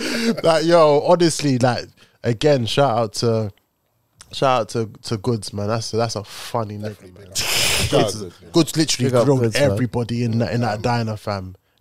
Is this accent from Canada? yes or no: no; London, United Kingdom